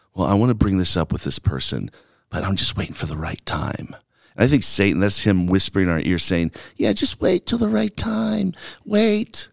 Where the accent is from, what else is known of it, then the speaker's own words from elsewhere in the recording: Alabama, United States; also born or lived in New York / Mississippi; now in Longmont, United States; growing up in Alabama where there's just so much inequality and racism